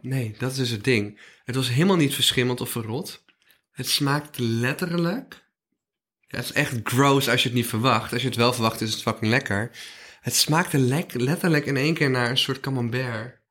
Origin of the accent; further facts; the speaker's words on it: North Brabant, Netherlands; Ik kom uit Brabant